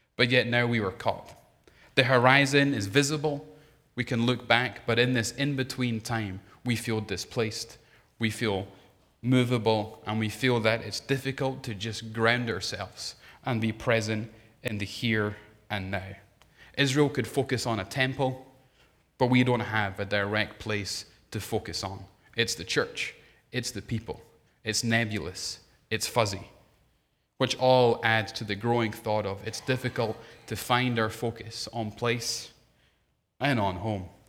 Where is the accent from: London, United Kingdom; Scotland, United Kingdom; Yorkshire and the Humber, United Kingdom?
Scotland, United Kingdom; moved away; being Scottish